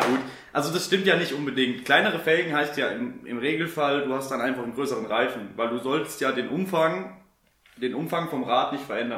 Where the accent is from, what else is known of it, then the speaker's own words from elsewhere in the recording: Germany; als Deutscher